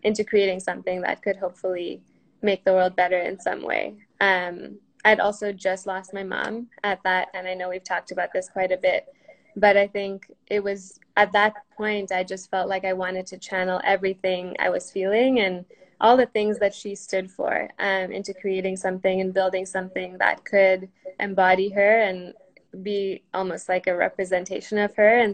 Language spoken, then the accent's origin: English; Kenya; I grew up in Kenya